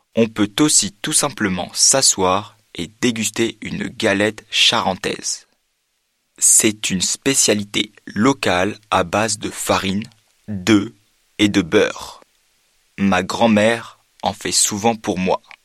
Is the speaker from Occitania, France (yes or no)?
no; La Rochelle, Nouvelle-Aquitaine, France; Je viens de La Rochelle.